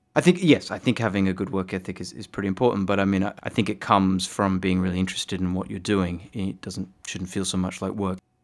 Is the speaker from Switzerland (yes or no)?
no; Fremantle, Western Australia, Australia; I grew up in Fremantle, which is a bit of a hippie town